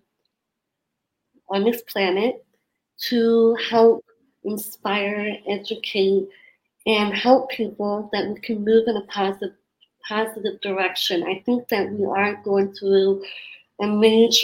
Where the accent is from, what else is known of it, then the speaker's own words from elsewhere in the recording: Sandpoint, Idaho, United States; moved away as an adult; also born or lived in San Francisco, California / New York; I'm from Sandpoint, Idaho. So I moved there about when I was 6 months old, and I was raised there about until I was 19.